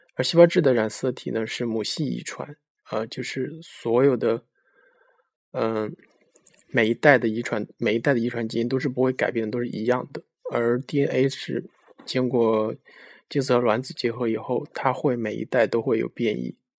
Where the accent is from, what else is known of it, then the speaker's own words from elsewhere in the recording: China; 我们中国人